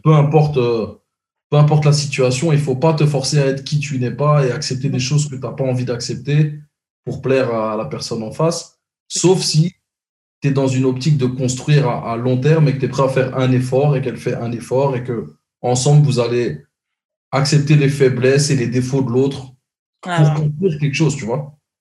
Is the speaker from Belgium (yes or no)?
yes; Brussels, Brussels-Capital Region, Belgium; now in Montreal, Canada; moi, je suis de Bruxelles